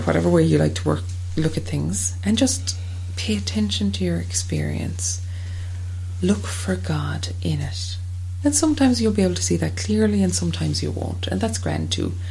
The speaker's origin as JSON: {"language": "English", "country": "Ireland", "said": "as Irish people"}